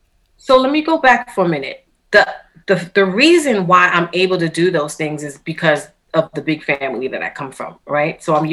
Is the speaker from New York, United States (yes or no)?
yes; New York City, New York, United States; moved away as an adult; now in Long Island, United States; I'm born and raised in Queens, but I actually recently moved to Long Island, so I'm in Long Island now.